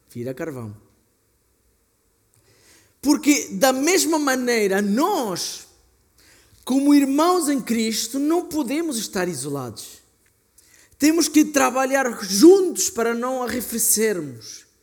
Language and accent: Portuguese; Argentina; Portuguese is a second language; Aliás, na Argentina, sou argentino, fazemos grelhados que a carne demora duas, três, quatro horas em cozer.